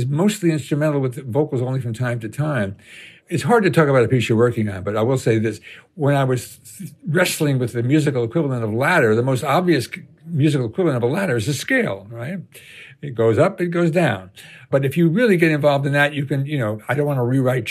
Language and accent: English; United States; being an American